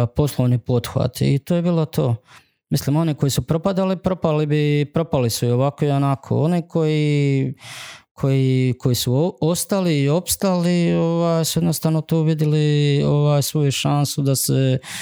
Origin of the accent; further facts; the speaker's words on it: Župa Dubrovačka, Dubrovnik-Neretva County, Croatia; zapravo iz Župe Dubrovačke, da, ali to je zapravo Dubrovnik